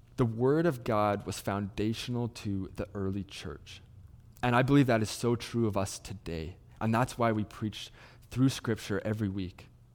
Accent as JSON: {"language": "English", "town": "Salmon Arm", "region": "British Columbia", "country": "Canada", "tie": "born or raised there", "moved": "as an adult", "lives_now": "Kelowna, Canada", "said": "I grew up in Salmon Arm, about an hour's away from Kelowna"}